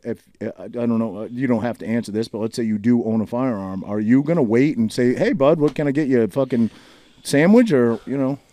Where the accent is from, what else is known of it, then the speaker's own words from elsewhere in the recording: Maine, United States; now in New Jersey, United States; I grew up in Maine scrapping